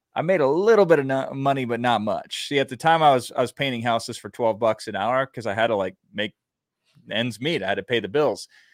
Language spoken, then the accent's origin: English; Iowa, United States; I grew up in Iowa